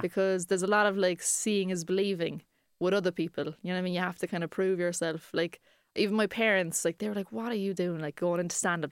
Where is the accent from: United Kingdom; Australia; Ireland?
Ireland; Cork, Munster; we're three comedians from Cork